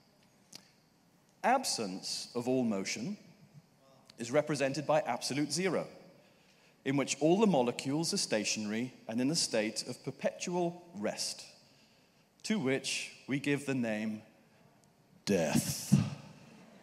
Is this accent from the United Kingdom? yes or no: yes; United Kingdom; as a Brit